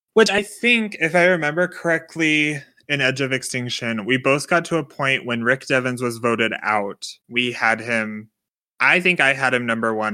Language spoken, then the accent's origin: English; United States; As an American in twenty twenty